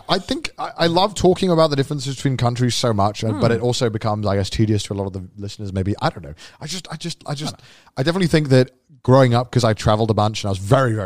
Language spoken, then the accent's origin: English; United Kingdom; I'm British. We make the joke. You can mock the UK.